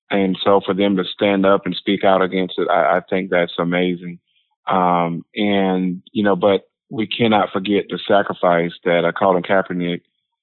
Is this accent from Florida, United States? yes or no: no; North Carolina, United States; growing up in North Carolina